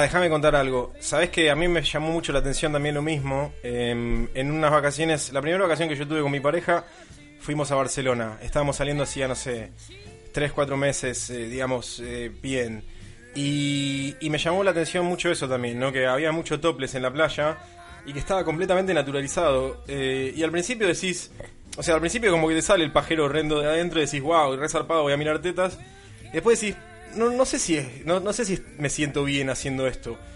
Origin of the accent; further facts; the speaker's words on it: Buenos Aires, Argentina; moved away as an adult; now in London, United Kingdom; siendo argentino, quizás siendo de Buenos Aires